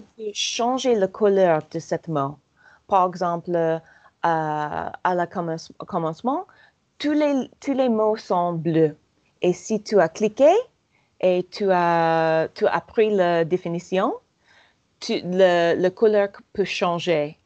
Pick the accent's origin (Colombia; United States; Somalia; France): United States; accent: American; French is a second language; j'adore mon accent euh, américain